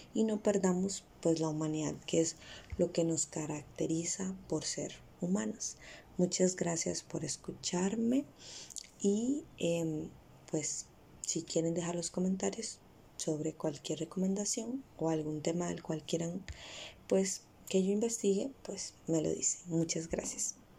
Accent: Costa Rica; Costa Rica, que es de donde yo soy

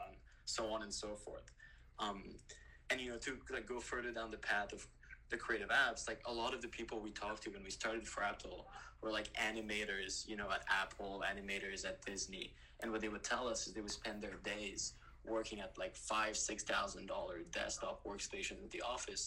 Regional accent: Quebec City, Quebec, Canada; moved away; I'm originally from Quebec City

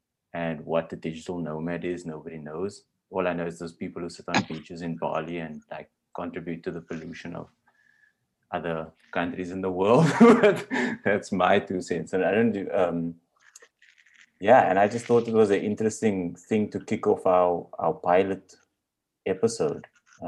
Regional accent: Cape Town, Western Cape, South Africa; we're all from Cape Town originally.

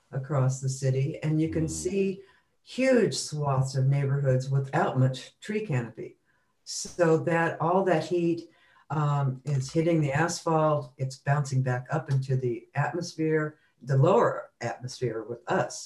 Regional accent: Tucson, Arizona, United States; moved away as an adult; also born or lived in San Francisco; I grew up in Tucson

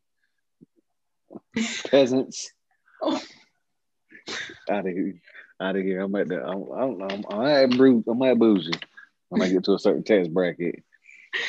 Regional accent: Fayetteville, North Carolina, United States; I'm from Fayetteville

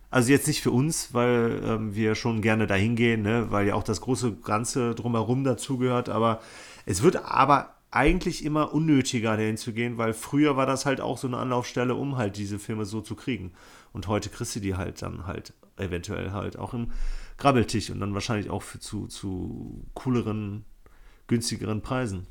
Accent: Bonn, North Rhine-Westphalia, Germany; meine Jugend hier in Bonn

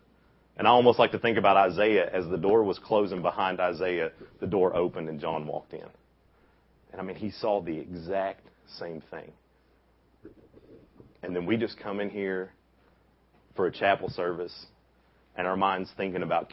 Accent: Bristol, Tennessee, United States; I grew up in Bristol.

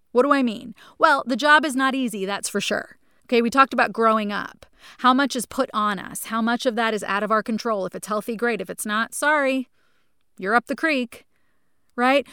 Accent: New Jersey, United States; a house that I grew up in in New Jersey

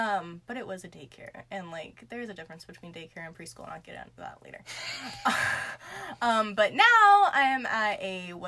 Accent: Charleston, South Carolina, United States; Well, I come from Charleston.

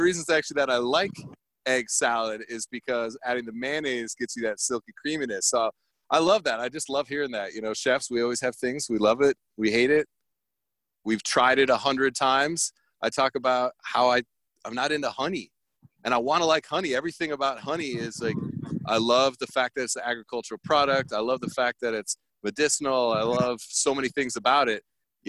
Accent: California, United States; Myself, growing up in Southern California, every single Berto's 24-hour drive-through had the best carne asada burritos.

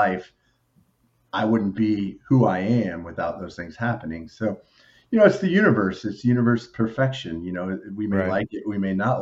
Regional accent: Overland Park, Kansas, United States; also born or lived in Western Illinois; born and raised in Kansas City

